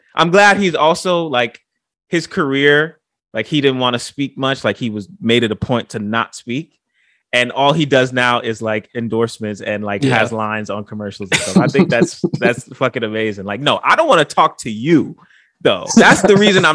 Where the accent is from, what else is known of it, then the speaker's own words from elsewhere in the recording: New York City, New York, United States; I'm a New Yorker